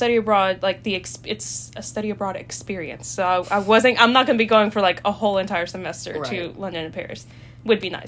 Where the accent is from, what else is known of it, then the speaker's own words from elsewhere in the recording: El Salvador; now in United States; I am not from the United States. I'm from El Salvador